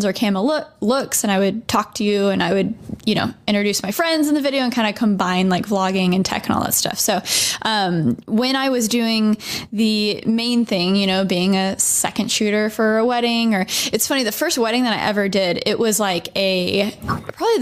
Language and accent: English; Dallas, Texas, United States; moved away as an adult; also born or lived in New York; I am a YouTuber now based in Dallas, Texas